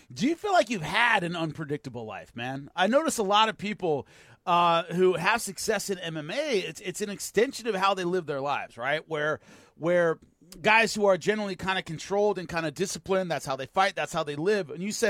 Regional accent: Long Beach, California, United States; I'm from Long Beach.

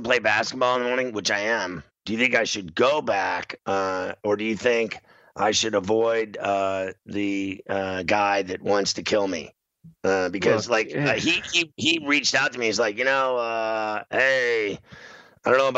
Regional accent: Pittsburgh, Pennsylvania, United States; I grew up in Pittsburgh. I lived my whole life in Pittsburgh.

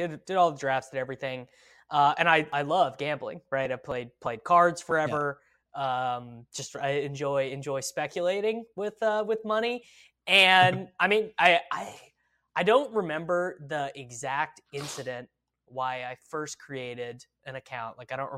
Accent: Midwest, United States; I'm from the Midwest

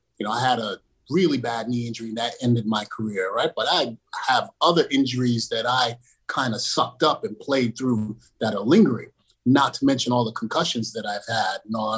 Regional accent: Flatbush, New York, United States; I grew up in Flatbush. So I wasn't a street kid

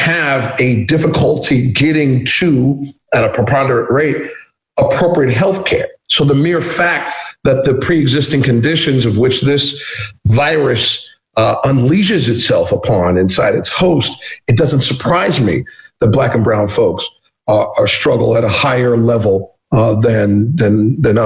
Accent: Ohio, United States; now in Florida, United States; my home state of Ohio

